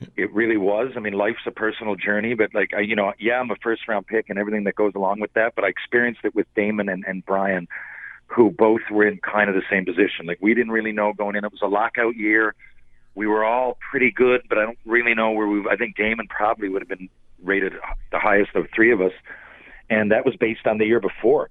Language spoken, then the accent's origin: English; Newfoundland and Labrador, Canada; I'm from Newfoundland. There's not a lot of NHLers from here